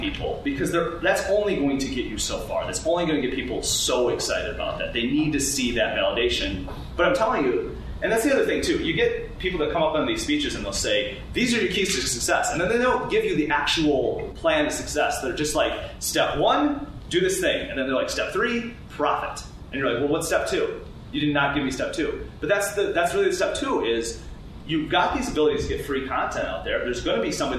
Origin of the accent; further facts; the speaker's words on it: United States; we're American